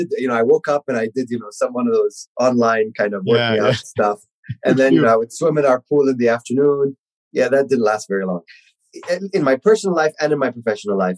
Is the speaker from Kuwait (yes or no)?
yes; Kuwait; moved away; I was born and raised in Kuwait